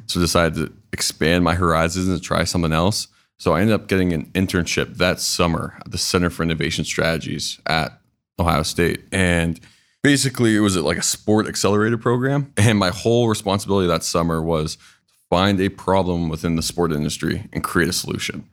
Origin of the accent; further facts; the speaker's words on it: Canada; moved away as an adult; I'm actually from Canada